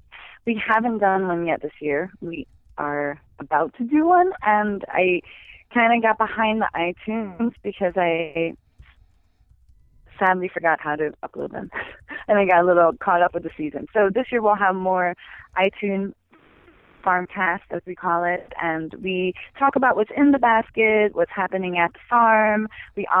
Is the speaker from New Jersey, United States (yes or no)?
yes; New Jersey, United States; moved away as an adult; also born or lived in Pennsylvania; now in Montana, United States; I grew up in New Jersey